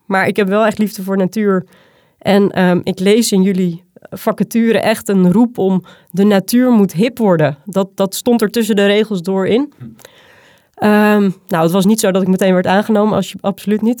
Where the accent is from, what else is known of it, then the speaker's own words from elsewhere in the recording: Zaanstreek, North Holland, Netherlands; moved away as an adult; now in Utrechtse Heuvelrug, Netherlands; Ik kom uit de Zaanstreek. Ik ben een, eh, een poldermeisje, ehm, opgegroeid tussen de grutto's en de kievieten